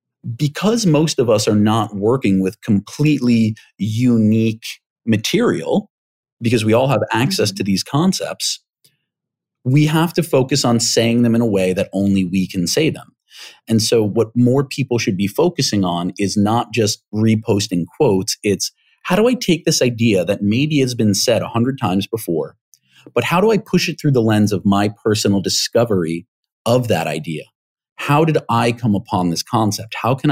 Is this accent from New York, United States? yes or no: yes; New York, United States; I grew up here in the States, and I grew up in New York, and so my mannerisms, my vocal mannerisms and my idiomatic phraseology is pretty consistent with having grown up there.